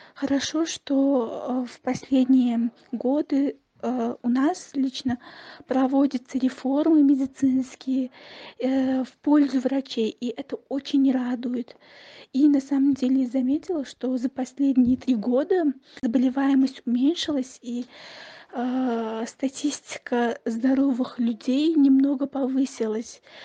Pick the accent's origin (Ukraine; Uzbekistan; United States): Uzbekistan; Tashkent; я из Ташкента